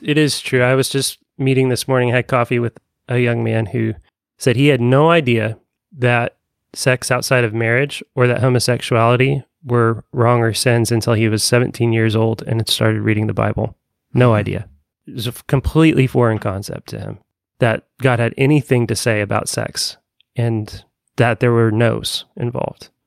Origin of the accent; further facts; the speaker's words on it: Evansville, Indiana, United States; now in Bloomington, United States; i grew up in conservative evansville indiana and moved to bloomington